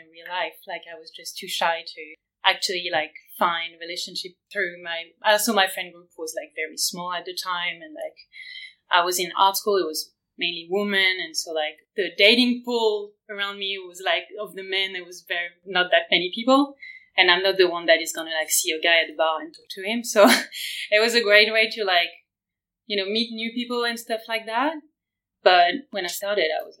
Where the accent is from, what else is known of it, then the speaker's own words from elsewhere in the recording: France; now in Berlin, Germany; I'm from France. I live in Berlin right now